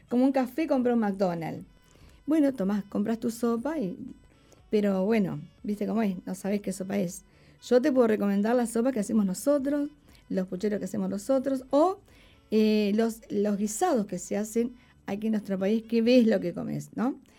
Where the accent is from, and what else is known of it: Uruguay